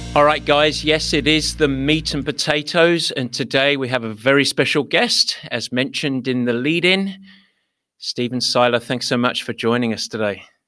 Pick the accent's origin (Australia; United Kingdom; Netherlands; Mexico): United Kingdom; London; accent: East London; moved away as an adult; now in United States; I grew up in East London